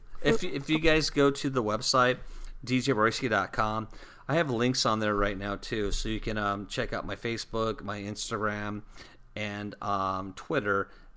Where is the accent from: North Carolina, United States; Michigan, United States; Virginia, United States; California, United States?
California, United States; moved away; I come from California